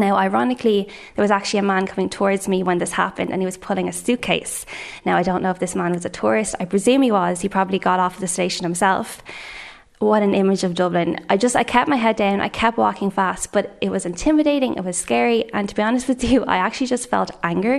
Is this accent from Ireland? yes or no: yes; Dublin, Leinster, Ireland; I was born in Dublin. I've lived here all my life.